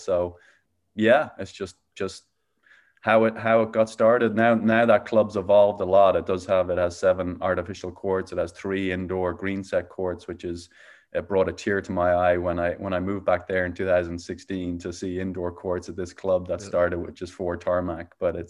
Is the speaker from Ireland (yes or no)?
yes; Dublin, Leinster, Ireland; now in Phoenix, United States; Yeah, so I grew up in Dublin, Ireland. I'm now living in Phoenix, Arizona.